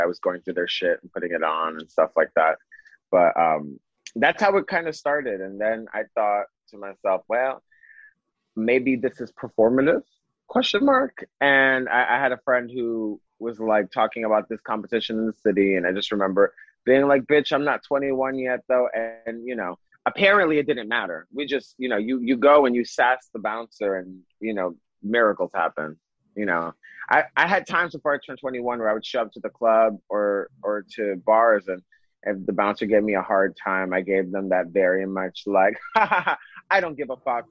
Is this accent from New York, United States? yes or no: yes; New York City, New York, United States; also born or lived in Los Angeles; I was born and raised in Brooklyn, moved out once, and within 6 months was like, well, time to go back home